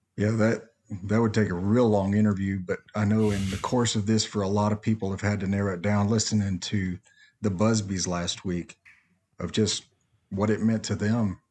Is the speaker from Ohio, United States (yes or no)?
no; Nacogdoches, Texas, United States; I grew up in Nacogdoches